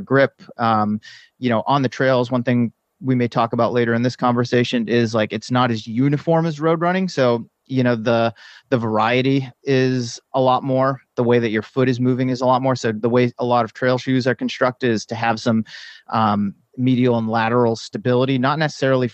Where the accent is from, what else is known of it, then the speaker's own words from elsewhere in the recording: East Coast, United States; also born or lived in San Diego / San Francisco Bay Area; now in Bay Area, United States; I grew up on the East Coast